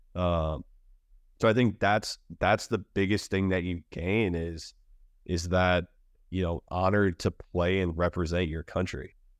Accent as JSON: {"language": "English", "region": "Michigan", "country": "United States", "moved": "yes", "said": "I'm from Michigan"}